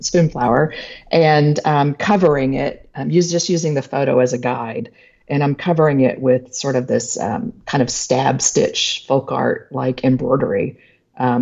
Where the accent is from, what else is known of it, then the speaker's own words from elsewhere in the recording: Texas, United States; I'm a Texan